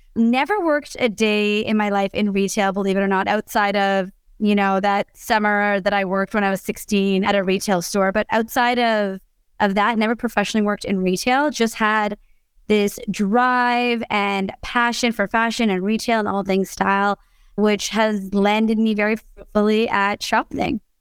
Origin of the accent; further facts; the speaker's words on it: Canada; I'm Canadian